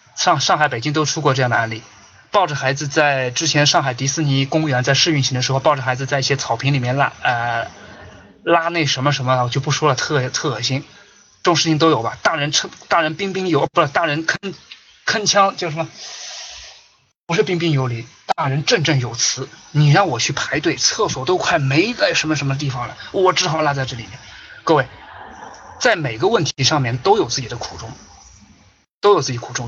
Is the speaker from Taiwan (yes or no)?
no; China; 我们中国大陆人